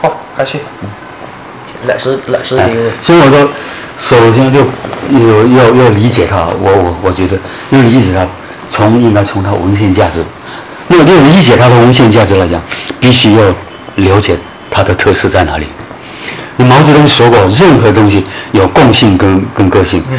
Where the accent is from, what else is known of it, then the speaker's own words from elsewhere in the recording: Guangdong, China; 我们这个侨乡侨眷啊，经济生命线， 嗯嗯 因为我们潮汕地区百分之五十以上都是要靠靠侨会生活的